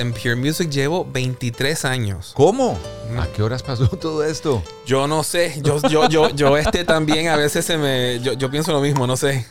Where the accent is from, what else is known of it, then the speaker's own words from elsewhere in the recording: Puerto Rico; now in United States; yo soy puertorriqueño, ¿verdad? Y este obviamente nací en Puerto Rico y este viví gran parte también de mi vida acá en Estados Unidos